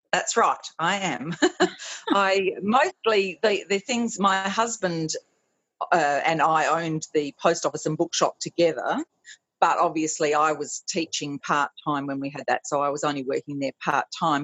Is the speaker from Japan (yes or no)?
no; South Australia, Australia; moved away; my home uh, state is always very welcoming